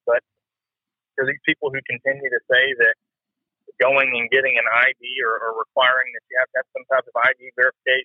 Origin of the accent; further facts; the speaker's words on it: Texas, United States; I grew up in Texas, I was born in Texas